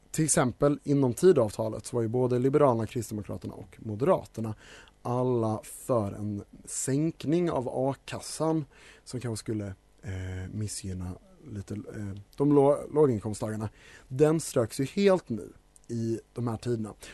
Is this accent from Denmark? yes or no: yes; Denmark; also born or lived in Scotland, United Kingdom; då jag typ är dansk och Eh, lite på det spåret så när jag var liten bodde jag i Skottland så därför tänker jag att brittisk inrikespolitik är min inrikespolitik.